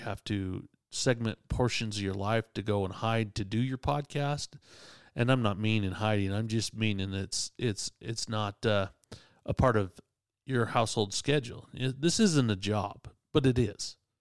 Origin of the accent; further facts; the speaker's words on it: Utah, United States; I'm from Utah